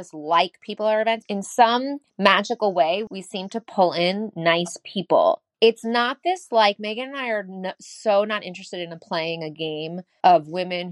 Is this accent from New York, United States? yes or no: yes; New York, United States; I'm from New York